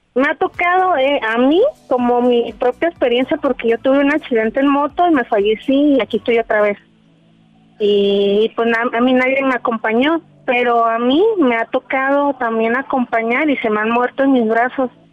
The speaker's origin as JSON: {"language": "Spanish", "town": "Guadalajara", "region": "Jalisco", "country": "Mexico", "said": "Yo soy aquí de, Guadalajara."}